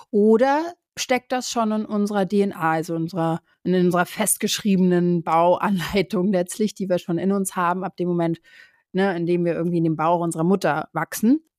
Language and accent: German; Brazil; also born or lived in Germany; da bin ich ja auch teilweise in Brasilien aufgewachsen. Das heißt, auch da wurde ich immer wieder gefragt, so, ja, wo bist du denn eher zu Hause oder was ist deine Heimat, Brasilien oder Deutschland?